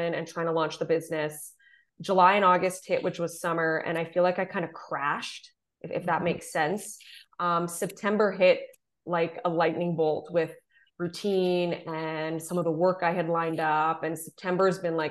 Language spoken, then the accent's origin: English; Southern Ontario, Canada; I'm from Southern Ontario